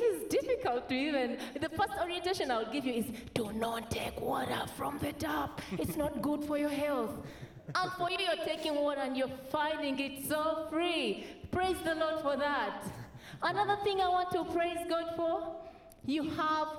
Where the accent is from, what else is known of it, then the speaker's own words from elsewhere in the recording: Uganda; I come from Uganda